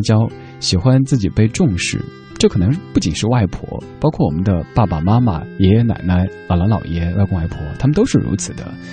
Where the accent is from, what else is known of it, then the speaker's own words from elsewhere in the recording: Sichuan, China; accent: Sichuanese; moved away; 用我的家乡话，四川话讲